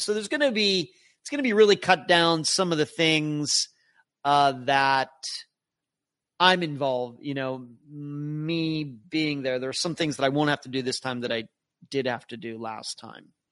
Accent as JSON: {"language": "English", "town": "Leechburg", "region": "Pennsylvania", "country": "United States", "tie": "born or raised there", "moved": "yes", "lives_now": "Florida, United States", "said": "I grew up in Leechburg, Pennsylvania"}